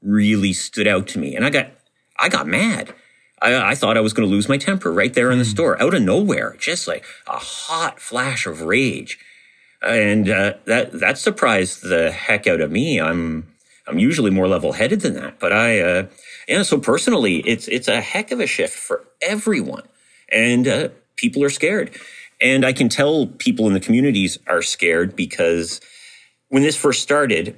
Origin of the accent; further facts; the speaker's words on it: Atlantic Canada, Canada; now in Nunavut, Canada; I'm originally from Atlantic Canada